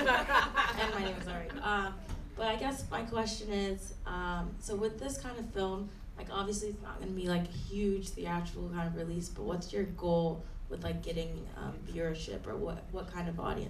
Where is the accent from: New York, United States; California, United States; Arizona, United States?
California, United States; Los Angeles; I'm actually from Windsor Hills, so it was really cool seeing my neighborhood like